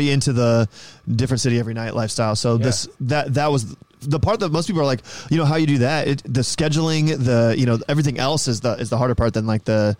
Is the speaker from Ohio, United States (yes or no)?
yes; Columbus, Ohio, United States; I'm from Columbus, Ohio.